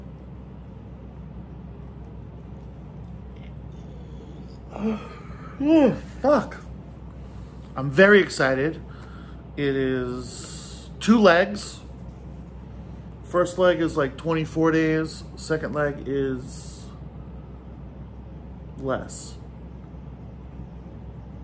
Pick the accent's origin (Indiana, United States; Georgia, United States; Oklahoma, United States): Oklahoma, United States; I'm from Oklahoma. I live in Oklahoma.